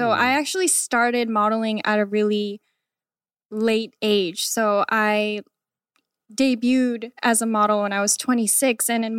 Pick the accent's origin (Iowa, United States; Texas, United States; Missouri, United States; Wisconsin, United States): Iowa, United States; born there; I was born in the States. Okay. I was born in Iowa.